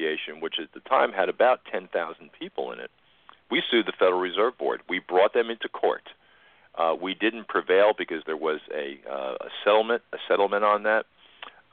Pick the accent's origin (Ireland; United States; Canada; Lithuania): United States; New Jersey; moved away as an adult; now in West Virginia, United States; I grew up in New Jersey. I've been down here for just about 31 years